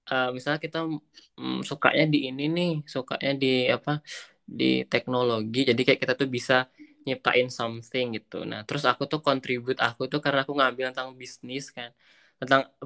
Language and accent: Indonesian; Bali, Indonesia; uh, asal aku dari Bali terus aku, ya aku emang orangnya bukan bukan